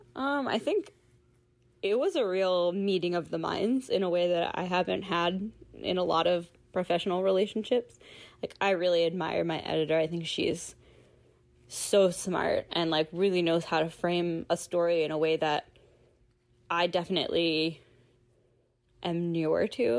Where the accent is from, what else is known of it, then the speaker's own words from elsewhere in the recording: Philadelphia, Pennsylvania, United States; I'm from Philadelphia.